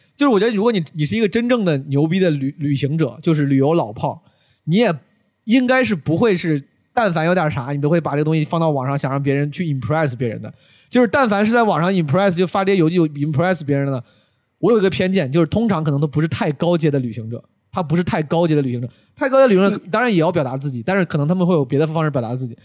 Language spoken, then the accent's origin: Chinese; Henan, China; moved away; 有我老乡， 有很多五 多 十岁的 很多河南人，然后还还是我老家的